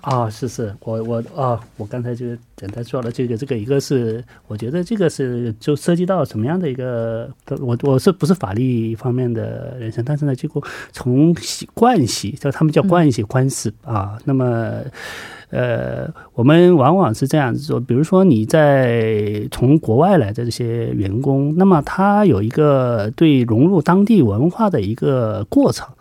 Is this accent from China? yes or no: yes; China; now in South Korea; 我们中国人在这边